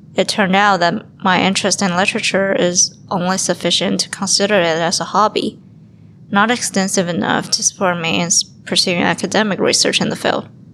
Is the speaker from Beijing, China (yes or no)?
yes; Beijing, China; moved away as an adult; now in Ottawa, Canada; I was attending a university in my hometown, Beijing.